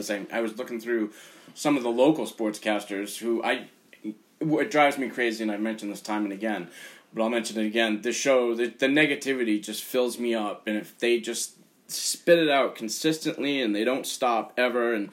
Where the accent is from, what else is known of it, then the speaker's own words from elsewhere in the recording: just outside of Boston, Massachusetts, United States; now in Vermont, United States; we are coming to you from Vermont, if you can't tell. I grew up just outside of Boston. Grew up a Boston sports fan.